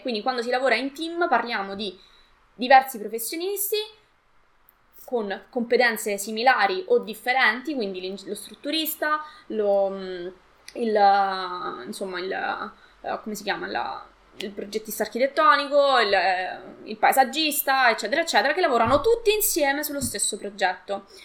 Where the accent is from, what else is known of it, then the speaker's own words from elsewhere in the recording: Latina, Lazio, Italy; io eh, sono di Latina